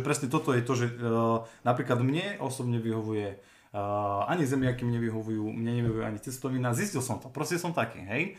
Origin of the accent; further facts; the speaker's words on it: Hriňová, Banská Bystrica Region, Slovakia; pochádzam z Riňovej